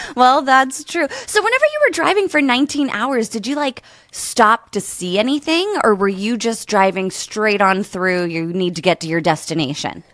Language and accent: English; Pennsylvania, United States; now in California, United States; I'm originally from Pennsylvania and I now live in California.